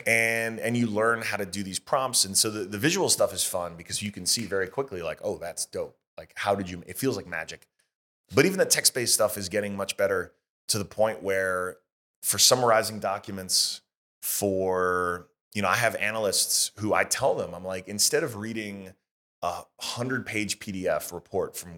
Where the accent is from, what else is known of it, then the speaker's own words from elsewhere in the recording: United States; as an American